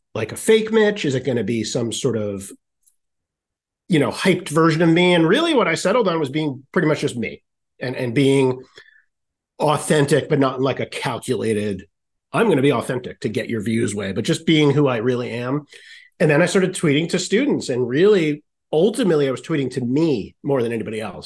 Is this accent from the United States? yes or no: yes; Rhode Island, United States; moved away; also born or lived in Syracuse, New York; I'm from Rhode Island originally